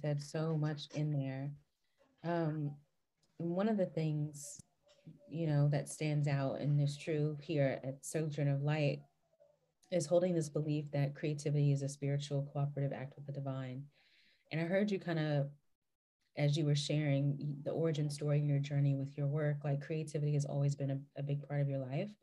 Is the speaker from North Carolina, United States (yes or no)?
yes; western North Carolina, United States; I come from the western side of the state